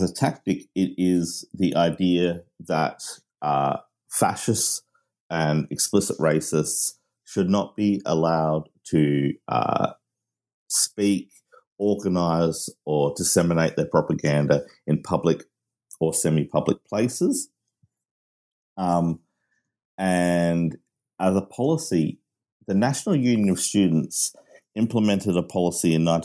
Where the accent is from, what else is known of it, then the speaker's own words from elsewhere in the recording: Australia; also born or lived in Manchester, United Kingdom; I am Australian of British parents, and I okay. lived in Manchester.